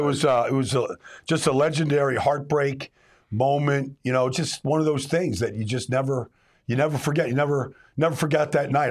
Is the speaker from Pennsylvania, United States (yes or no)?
yes; Pittsburgh, Pennsylvania, United States; I'm from Pittsburgh. My dad and mom are from Pittsburgh.